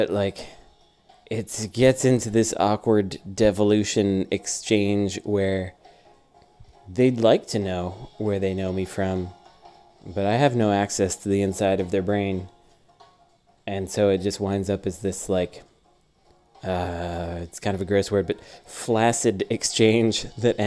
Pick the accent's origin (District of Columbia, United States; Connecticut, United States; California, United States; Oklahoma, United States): California, United States; Oakland; I'm from Oakland